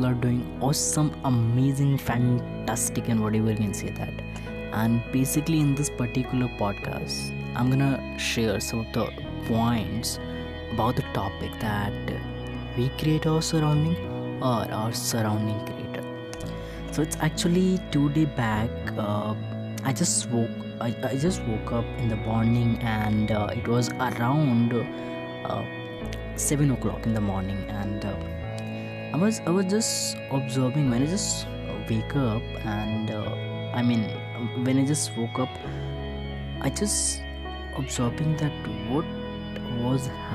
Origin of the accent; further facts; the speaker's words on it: Bihar, India; moved away; I just returned to my hometown in Bihar